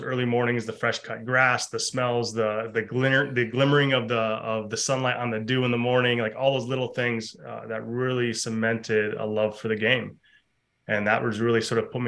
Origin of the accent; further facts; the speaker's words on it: Mount Pleasant, Michigan, United States; moved away as an adult; also born or lived in Ohio; now in North Carolina, United States; So I grew up in Michigan, a farming community that also had a university. Central Michigan University was the school there